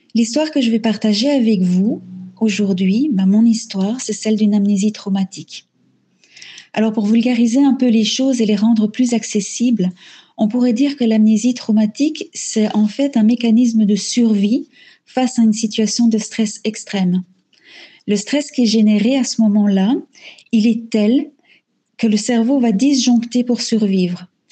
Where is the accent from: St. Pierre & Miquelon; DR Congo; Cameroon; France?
DR Congo; moved away as an adult; now in Belgium; Je suis née en Afrique centrale, en République démocratique du Congo. J'y ai vécu pendant 18 ans